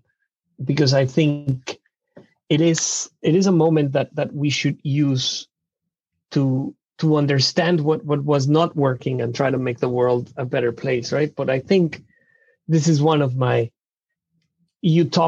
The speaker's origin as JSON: {"language": "English", "region": "Mexico City", "country": "Mexico", "second_language": "English", "moved": "as an adult", "lives_now": "Seattle, United States", "said": "I'm originally from Mexico City"}